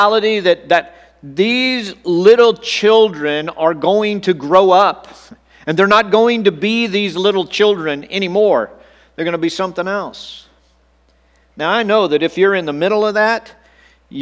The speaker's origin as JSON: {"language": "English", "region": "Texas", "country": "United States", "tie": "born or raised there", "said": "as a seventh grade boy growing up in Texas"}